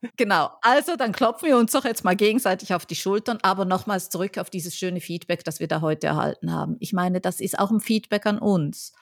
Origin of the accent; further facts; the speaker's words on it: Switzerland; moved away; ich bin ja Schweizerin